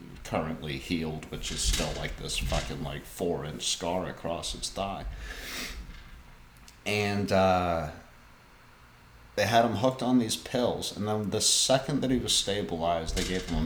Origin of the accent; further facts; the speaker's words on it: near Nashville, Tennessee, United States; now Nashville is bled out into my hometown